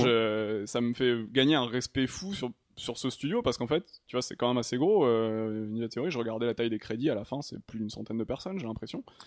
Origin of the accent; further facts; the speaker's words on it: Toulouse, Occitania, France; moved away as an adult; also born or lived in Paris; now in Montpellier, France; de Toulouse à la base